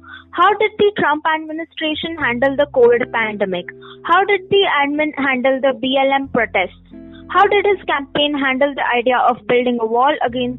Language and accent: English; India; Personally, for me as a teenage girl growing up in India